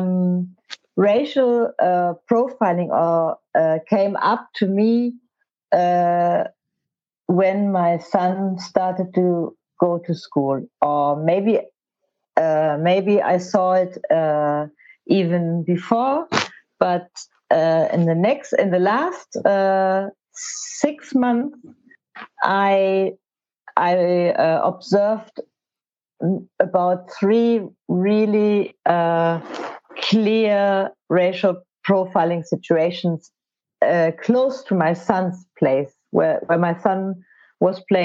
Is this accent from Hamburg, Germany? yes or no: yes; Hamburg, Germany; I'm from Hamburg